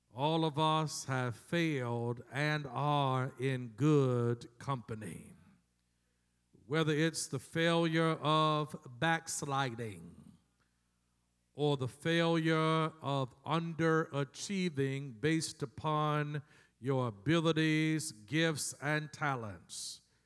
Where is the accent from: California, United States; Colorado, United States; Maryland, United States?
Maryland, United States; Baltimore; my hometown, Baltimore, Maryland